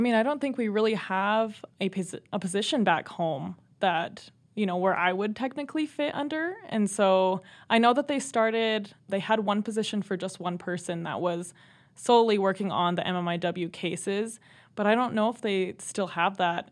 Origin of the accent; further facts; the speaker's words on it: Browning, Montana, United States; Yep, so I'm also from the Blackfeet Reservation. I grew up there